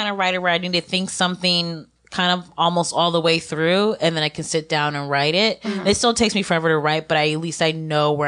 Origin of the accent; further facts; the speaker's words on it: Ohio, United States; growing up in Ohio, going to all-white high school